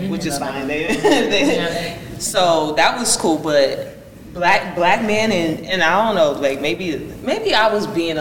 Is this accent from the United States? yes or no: yes; California, United States; now in Georgia, United States; I'm from California